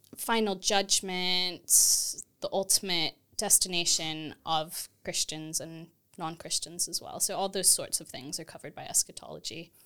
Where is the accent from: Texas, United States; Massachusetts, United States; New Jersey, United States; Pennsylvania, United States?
Texas, United States; moved away as an adult; also born or lived in St Andrews, Scotland / Edinburgh, Scotland; now in United Kingdom; I grew up in Texas in the U S